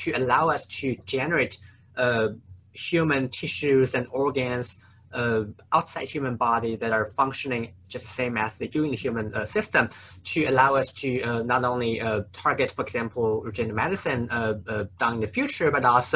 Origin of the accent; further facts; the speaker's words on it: Nanjing, Jiangsu, China; moved away as an adult; also born or lived in St. Louis, United States / Atlanta, United States; so I grew up in China, actually a city called Nanjing